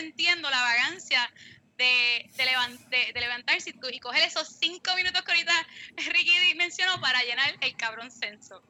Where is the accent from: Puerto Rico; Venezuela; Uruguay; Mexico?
Puerto Rico; Fajardo; yo soy de Fajardo